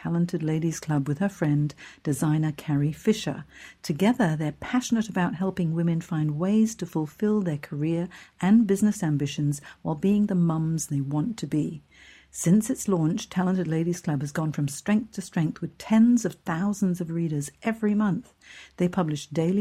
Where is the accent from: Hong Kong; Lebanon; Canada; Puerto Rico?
Hong Kong; moved away; I'm from Hong Kong originally. I grew up there